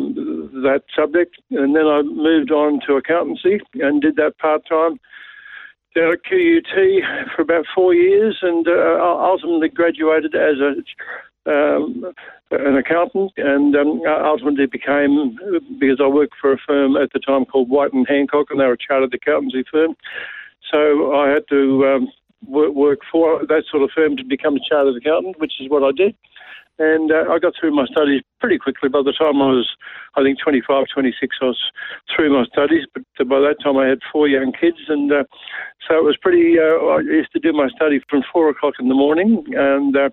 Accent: Brisbane, Queensland, Australia; also born or lived in Melbourne; I was born in Brisbane. I have spent, as a boy, 6-year-old, my father was transferred in the bank to Melbourne, and we had 2 years in Melbourne, but we came back to Brisbane

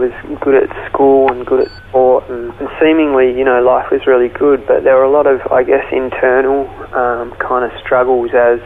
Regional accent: Melbourne, Victoria, Australia; I grew up in Melbourne, Australia

